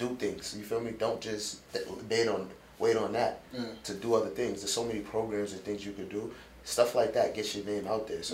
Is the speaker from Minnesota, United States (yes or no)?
no; New York City, New York, United States; now in Long Island, United States; I'm from Rockaway. I live in Long Island, but from Rockaway